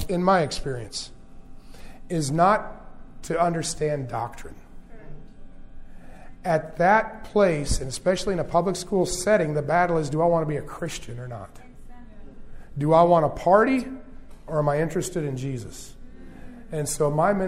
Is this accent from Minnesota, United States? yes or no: yes; Minnesota, United States; also born or lived in Loma Linda, California; Then I moved to Minnesota